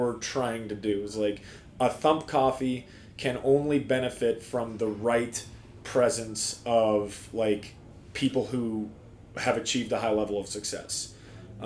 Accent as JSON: {"language": "English", "town": "Denver", "region": "Colorado", "country": "United States", "tie": "born or raised there", "moved": "yes", "lives_now": "Bend, United States", "said": "growing up in Denver, we had the Outlaws, the Mammoth"}